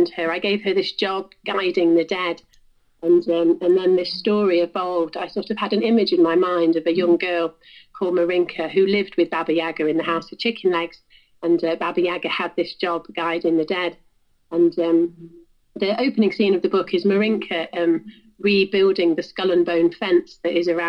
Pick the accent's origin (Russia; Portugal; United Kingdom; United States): United Kingdom; South Wales; I grew up in South Wales near the coast